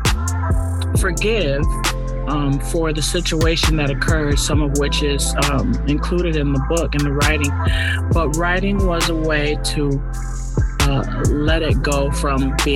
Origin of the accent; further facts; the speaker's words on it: Hartford, Connecticut, United States; Born and raised in Connecticut, only child.